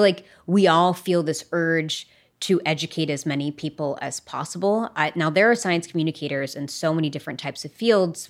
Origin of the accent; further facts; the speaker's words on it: West Virginia, United States; growing up in West Virginia, you go on field trips to coal mines.